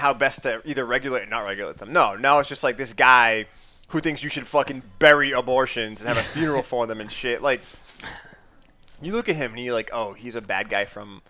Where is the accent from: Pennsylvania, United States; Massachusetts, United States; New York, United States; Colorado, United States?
Massachusetts, United States; Boston; we're from Massachusetts, and not only are we from Massachusetts, from Boston